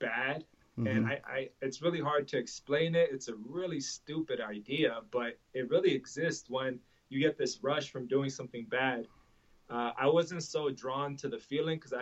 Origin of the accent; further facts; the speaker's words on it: Los Angeles, California, United States; also born or lived in Russia; growing up in Hollywood, I would see a Bentley and a bum on the same corner